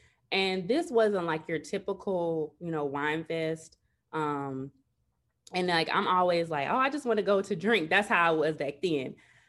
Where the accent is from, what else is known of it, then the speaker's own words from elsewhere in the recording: Chicago, Illinois, United States; So pretty much, okay, I'm from Chicago, born and raised.